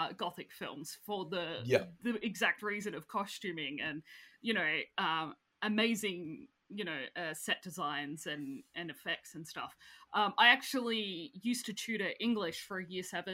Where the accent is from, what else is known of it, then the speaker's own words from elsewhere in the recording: Australia; I'm Australian